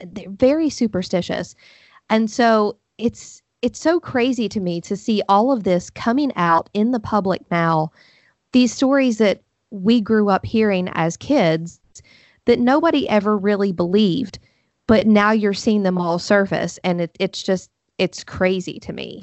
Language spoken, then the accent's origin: English; Huntington, West Virginia, United States; I'm from Huntington, West Virginia. So I grew up, you know, forty-five minutes from Point Pleasant